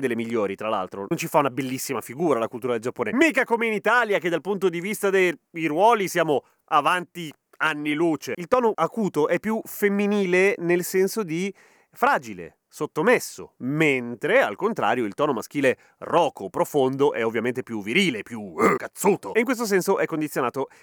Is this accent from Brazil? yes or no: no; Chile; accent: Chilean Spanish; first language Spanish; now in Italy; io sono madrelingua spagnola, però spagnolo cileno